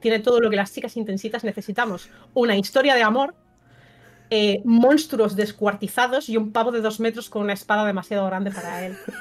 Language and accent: Spanish; Burjassot, Valencian Community, Spain; soy de Burjasot. O sea, ahora no vivo ahí, pero, pero soy de Burjasot, la verdad. Eh, estudié en el Villar Palasí